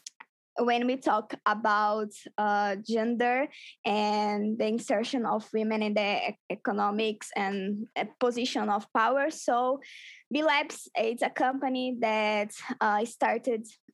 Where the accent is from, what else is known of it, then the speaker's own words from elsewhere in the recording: Arapiraca, Alagoas, Brazil; now in Recife, Brazil; Arapiraca, the city that I was born